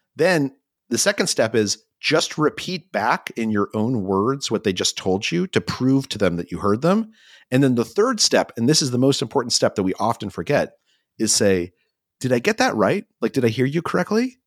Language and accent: English; New Mexico, United States; I grew up in New Mexico